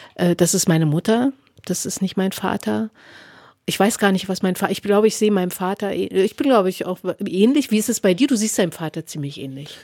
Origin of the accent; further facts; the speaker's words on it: Berlin, Germany; Ich bin in Ostberlin geboren und ich bin, wenn ich sowas wie Heimat verorten sollte, bin ich Ostberlinerin, weil ich lebe auch immer noch in Ostberlin